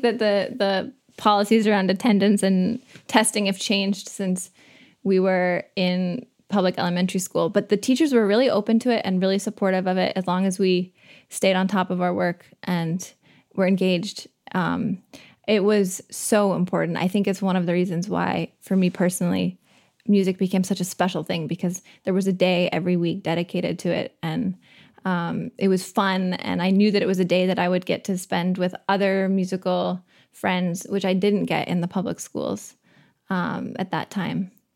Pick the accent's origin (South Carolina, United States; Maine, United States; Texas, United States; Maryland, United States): Maine, United States; Waldoboro; I'm from Waldoboro